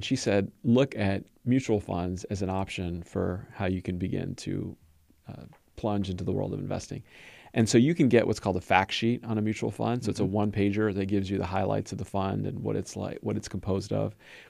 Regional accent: Los Angeles, California, United States; I was born and raised in Southern California in the LA area.

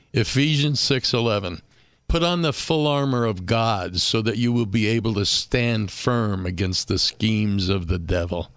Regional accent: California, United States; I grew up in California

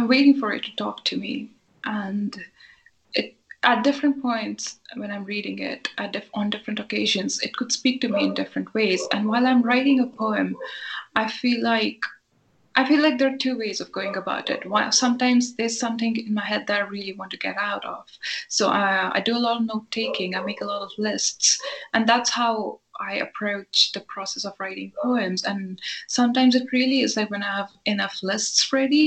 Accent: Himachal Pradesh, India; moved away as an adult; also born or lived in Ireland; I grew up in India around people who spoke Urdu fluently

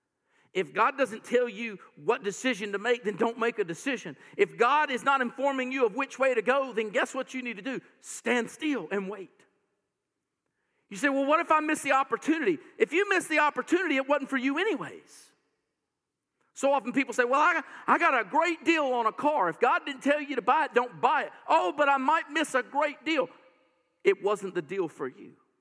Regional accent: United States; I'm an American

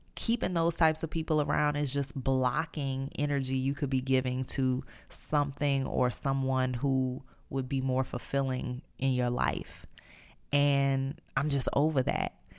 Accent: New Orleans, Louisiana, United States; moved away; I'm in the process of moving back to my hometown, New Orleans.

